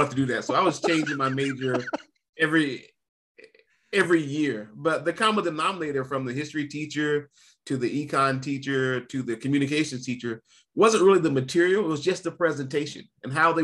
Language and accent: English; North Carolina, United States; I'm from North Carolina